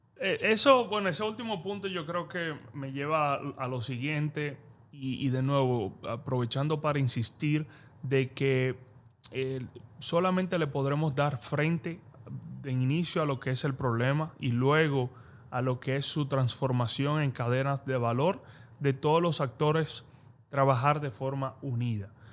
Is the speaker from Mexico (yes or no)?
no; Dominican Republic; yo como dominicano